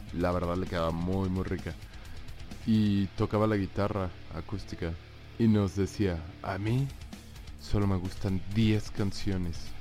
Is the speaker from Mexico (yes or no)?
yes; Cancún, Quintana Roo, Mexico; moved away; la vida en Cancún, de cuando estaba joven